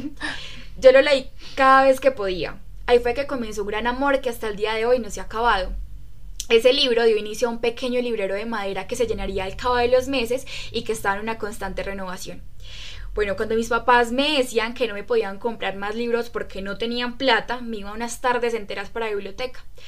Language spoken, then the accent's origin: Spanish; Riosucio, Caldas, Colombia; soy de Resucio Caldas, un hermoso pueblo carnavalero que cada cuatro años recibe a su majestad el diablo